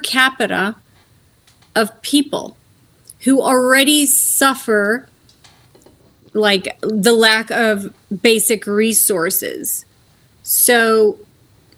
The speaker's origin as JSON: {"language": "English", "town": "Springfield", "region": "Illinois", "country": "United States", "tie": "born or raised there", "moved": "as an adult", "lives_now": "Jordan", "said": "I was born and raised in America, Springfield, Illinois"}